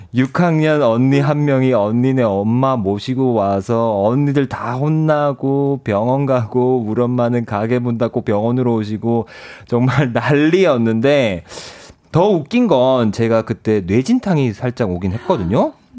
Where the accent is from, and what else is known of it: Ulsan, South Korea